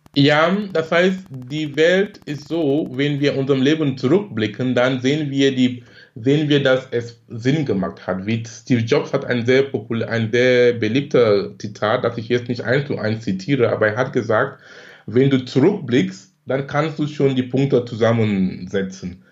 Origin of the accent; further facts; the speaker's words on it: Cameroon; moved away as an adult; now in Germany; gebürtig komme ich aus Kamerun, lebe in Deutschland seit fast 20 Jahren. Bin damals wegen Studium gekommen